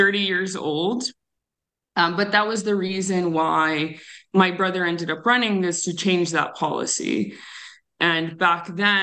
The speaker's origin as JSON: {"language": "English", "town": "Tucson", "region": "Arizona", "country": "United States", "tie": "born or raised there", "said": "I grew up on the south side of Tucson"}